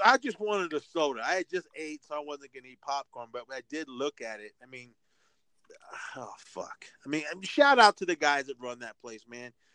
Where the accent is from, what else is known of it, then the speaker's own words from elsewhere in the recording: Oakland, California, United States; my hometown, uh, Oakland, California